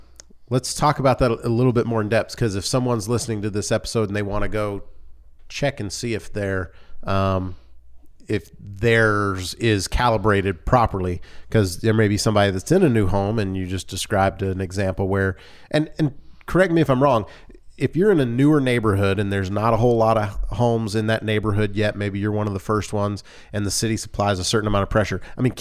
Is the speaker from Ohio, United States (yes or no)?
no; Louisiana, United States; I come from Louisiana, and we do some really strange things there.